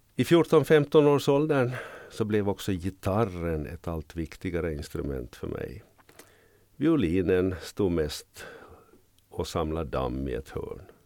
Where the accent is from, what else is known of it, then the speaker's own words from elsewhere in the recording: Jakobstad, Ostrobothnia, Finland; moved away as an adult; also born or lived in Vaasa, Finland / Norrbotten, Sweden / Västerbotten, Sweden / Ångermanland, Sweden; now in Kökar, Finland; Jag är född i Jakobstad, utbildad vid pedagogiska fakulteten i Vasa